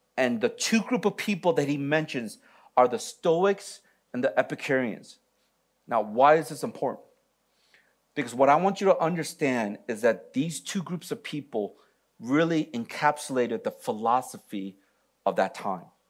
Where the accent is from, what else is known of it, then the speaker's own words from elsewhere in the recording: Michigan, United States; moved away; I'm from Michigan.